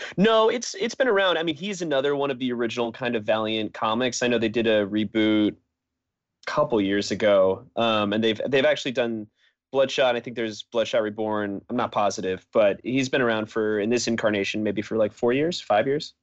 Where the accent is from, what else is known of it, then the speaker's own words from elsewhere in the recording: Connecticut, United States; I grew up in Connecticut